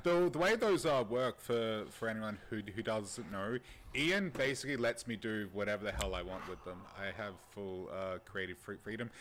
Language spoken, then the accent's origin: English; Australia; as an Australian